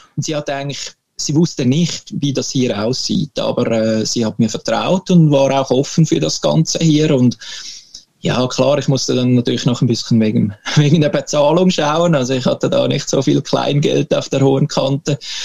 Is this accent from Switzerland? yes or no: yes; Switzerland; moved away as an adult; now in Sweden; Für uns Schweizer